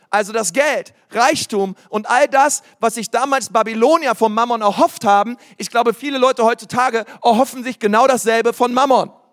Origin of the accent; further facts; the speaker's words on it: Berlin, Germany; ich komme aus Berlin